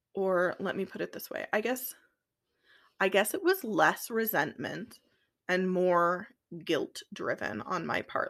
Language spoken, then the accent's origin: English; Midwest, United States; we're from the Midwest